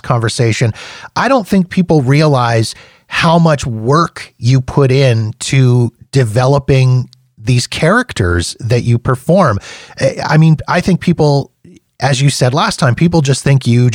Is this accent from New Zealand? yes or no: no; Canada; I'm a Canadian